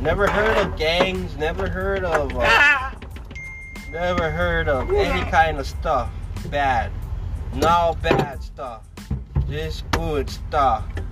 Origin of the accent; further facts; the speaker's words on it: Oahu, Hawaii, United States; I never had problems growing up in Hawaii.